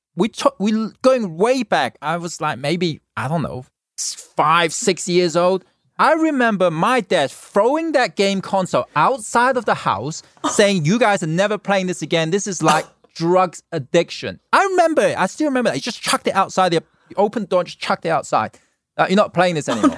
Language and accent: English; Hong Kong; now in Los Angeles, United States; born in Hong Kong, I grew up in Hong Kong